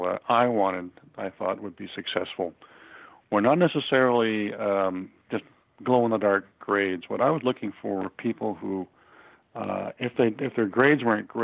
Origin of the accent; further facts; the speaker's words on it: Detroit, Michigan, United States; I'm originally from Detroit, Michigan. Actually born in Detroit in 1939